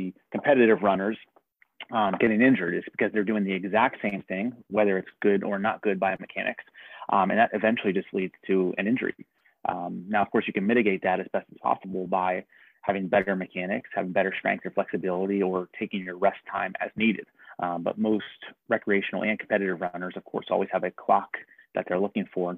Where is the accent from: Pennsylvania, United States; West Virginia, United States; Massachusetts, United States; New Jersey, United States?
Pennsylvania, United States; Harrisburg; also born or lived in Pittsburgh; I grew up in the Harrisburg area, went to Central Dauphin East